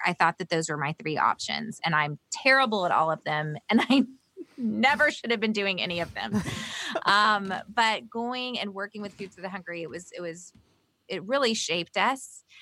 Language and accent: English; the South, United States; also born or lived in Bolivia; growing up in the South